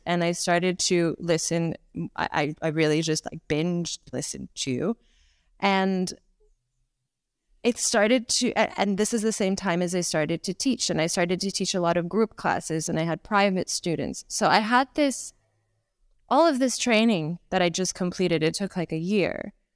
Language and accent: English; Toronto, Ontario, Canada; accent: Canadian; moved away as an adult; also born or lived in Ukraine / United Kingdom; now in Bangkok, Thailand; I was, uh, born in Ukraine. I grew up in Canada, in Toronto, and I spent my adult life in the U K